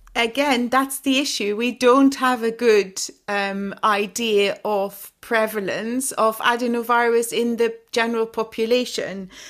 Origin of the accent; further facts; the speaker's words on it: Flemish-speaking part of Belgium, Flanders, Belgium; moved away as an adult; also born or lived in Leuven, Belgium / Brussels, Belgium; now in London, United Kingdom; I'm from the Flemish speaking part of, of Belgium